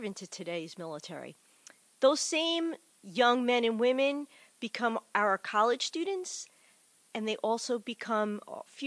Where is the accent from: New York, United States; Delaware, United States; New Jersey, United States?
New Jersey, United States; Bayonne; moved away as an adult; also born or lived in Cranford, New Jersey; I come from Bayonne. I love Bayonne, the holy city of Bayonne